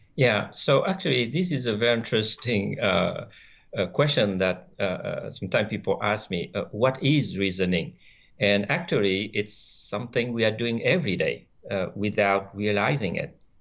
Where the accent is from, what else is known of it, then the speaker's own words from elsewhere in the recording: France; first language French; English is a second language; moved away as an adult; also born or lived in Vietnam; now in San Diego, United States; I grew up in France where I did, uh, all my studies